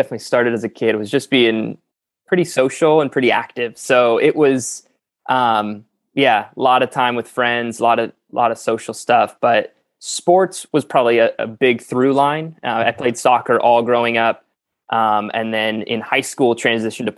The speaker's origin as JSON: {"language": "English", "town": "San Jose", "region": "California", "country": "United States", "tie": "born or raised there", "said": "I grew up in San Jose, California"}